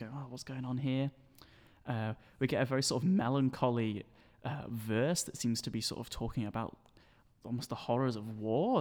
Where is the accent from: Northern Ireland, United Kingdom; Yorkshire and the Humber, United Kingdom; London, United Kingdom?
Yorkshire and the Humber, United Kingdom; Sheffield; moved away as an adult; now in Manchester, United Kingdom; born and raised here in Sheffield, and I'm currently studying in Manchester